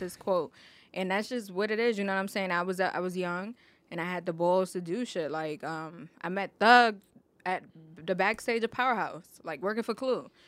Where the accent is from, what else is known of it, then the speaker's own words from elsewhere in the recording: New York City, New York, United States; I grew up in the Bronx